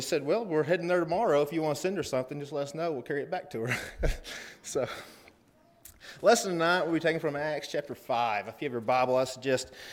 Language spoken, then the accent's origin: English; Cookeville, Tennessee, United States; we're from Cookeville, Tennessee.